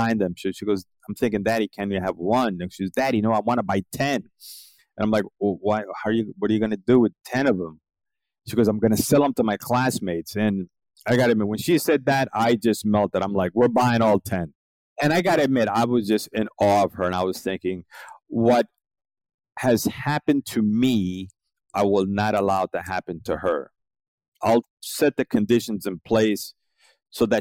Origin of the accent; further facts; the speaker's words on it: New York City, New York, United States; moved away as an adult; now in South Florida, United States; I'm originally from Brooklyn, New York, and now I live in South Florida